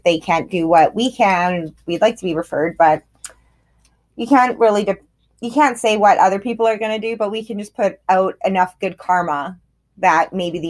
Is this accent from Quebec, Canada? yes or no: no; Grande Prairie, Alberta, Canada; We're sisters, and we were born and raised in Grand Prairie and in Alberta, in Canada